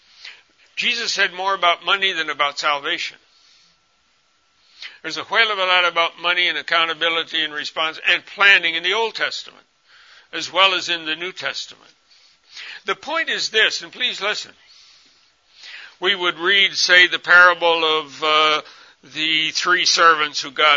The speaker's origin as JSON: {"language": "English", "country": "United States", "also_born_or_lived": "Congo", "moved": "as an adult", "said": "I'm a white man, I'm from America"}